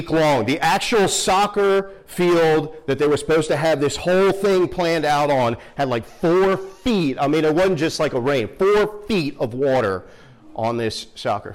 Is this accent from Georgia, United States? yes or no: no; Philadelphia, Pennsylvania, United States; moved away as an adult; now in Western North Carolina, United States; I grew up right outside of West Philly